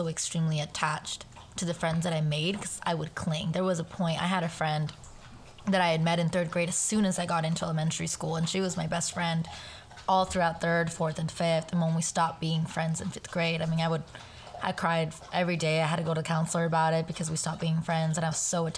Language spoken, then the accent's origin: English; Round Rock, Texas, United States; also born or lived in El Paso, Texas / Juarez, Mexico; the middle school that I grew up in Round Rock